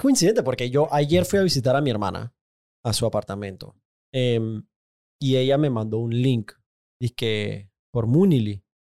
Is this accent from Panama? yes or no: yes; Panama; yo soy panameño, yo nací en Panamá